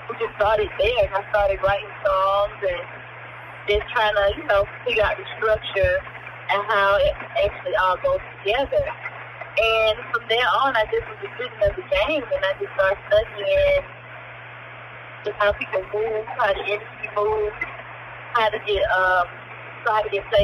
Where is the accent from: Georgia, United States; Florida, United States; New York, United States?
Georgia, United States; Atlanta; I'm a producer from Atlanta, Georgia